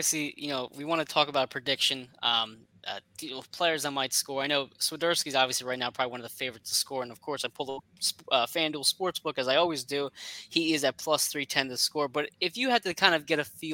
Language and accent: English; New Jersey, United States; I'm from South Jersey